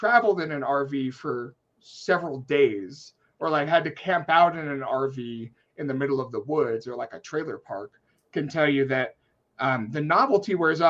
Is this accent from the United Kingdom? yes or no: no; Guam; I'm coming from Guam.